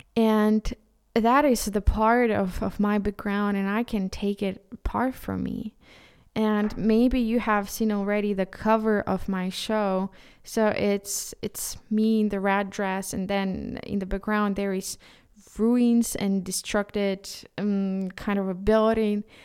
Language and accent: English; Ukraine; first language Ukrainian; English is a second language; as a Ukrainian, and for me, Ukrainian is, is my, my, my, my mother tongue